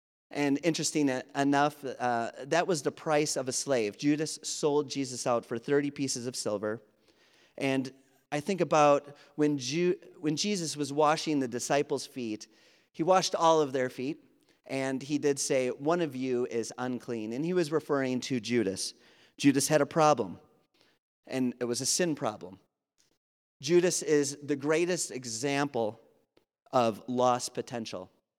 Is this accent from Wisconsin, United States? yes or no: yes; Wisconsin, United States; accent: Wisconsin; I'm from Wisconsin. I'm very proud to be from Wisconsin, except I do tell people I lived away for 20 years, okay? And I lost my accent, but then it comes back super quick, so that's why you can understand me. I have a Wisconsin accent